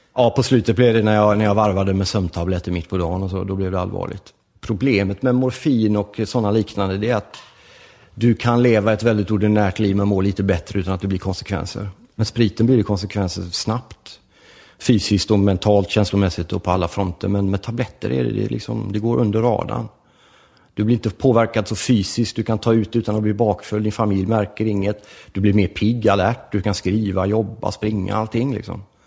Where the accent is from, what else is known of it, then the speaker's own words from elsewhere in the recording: Gothenburg, Västra Götaland, Sweden; also born or lived in Rome, Italy; Vi växte ju upp i förort till Göteborg som heter Lövgärdet som ligger i Angered